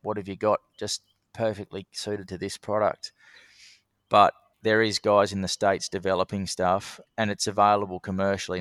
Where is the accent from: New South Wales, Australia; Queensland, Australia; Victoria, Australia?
New South Wales, Australia; Sydney; moved away as an adult; also born or lived in Bathurst, New South Wales / Kununurra, Western Australia; now in Darwin, Australia; So I was born in Sydney, and I lived there with my family till I was about fifteen.